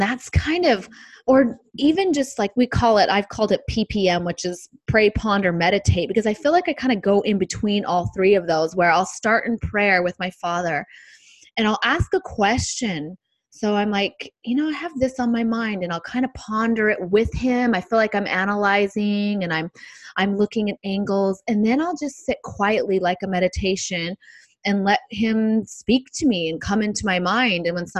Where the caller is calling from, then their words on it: San Diego, California, United States; I'm joining you from San Diego